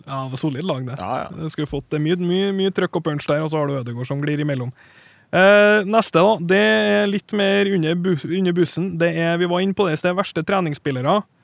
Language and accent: Norwegian; Trøndelag, Norway; For min del, som trønder